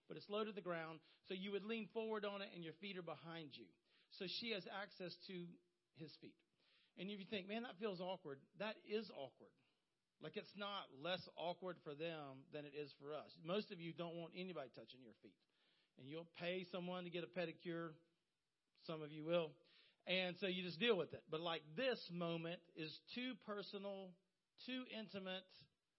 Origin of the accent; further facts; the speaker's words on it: Horry County, South Carolina, United States; I was raised in Horry County